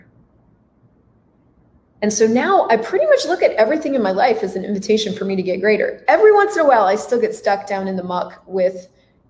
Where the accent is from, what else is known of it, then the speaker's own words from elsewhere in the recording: United States; I was in a very hippie blender cult growing up in the United States